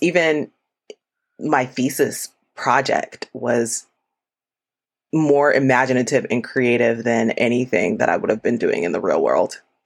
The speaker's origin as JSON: {"language": "English", "region": "Florida", "country": "United States", "moved": "as an adult", "lives_now": "Atlanta, United States", "said": "originally, I'm from Florida. I moved to Atlanta for my first role as an architect"}